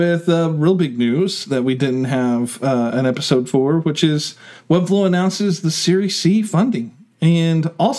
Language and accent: English; Oklahoma, United States